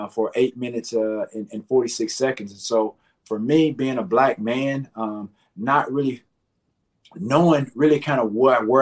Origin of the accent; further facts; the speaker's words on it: the South, United States; growing up in the South